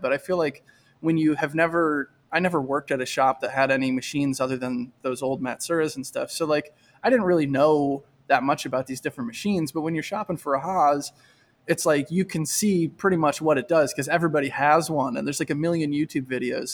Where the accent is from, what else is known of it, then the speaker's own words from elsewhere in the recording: Michigan, United States; moved away as an adult; also born or lived in Syracuse, New York; I'm from Michigan, and I went to college in Michigan, and then I moved to Syracuse, New York, when I was twenty-three